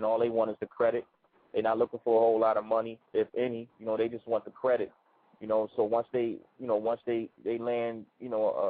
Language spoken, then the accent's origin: English; Baltimore, Maryland, United States; also born or lived in New York; I'm from Baltimore, Murderland. You know what I'm saying? I'm born and raised. Baltimore is my home